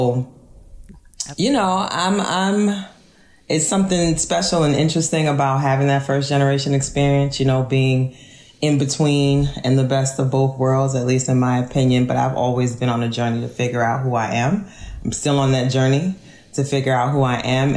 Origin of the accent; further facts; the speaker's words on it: New Orleans, Louisiana, United States; moved away as an adult; also born or lived in Kenner, Louisiana; now in Philadelphia, United States; I'm not from Louisiana. I'm from New Orleans.